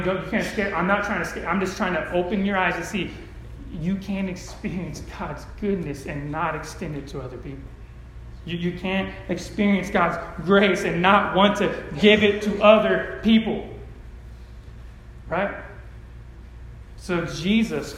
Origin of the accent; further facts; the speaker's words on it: California, United States; I grew up in California